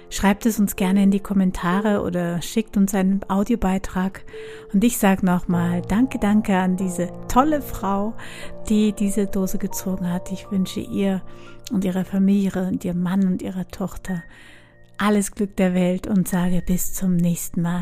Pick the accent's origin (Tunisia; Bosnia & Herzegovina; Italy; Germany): Bosnia & Herzegovina; moved away; meine erste Liebe, also mit 17 habe ich kennengelernt und wir sind ursprünglich aus Bosnien gekommen. Wir haben uns getrennt, der Krieg hat uns getrennt.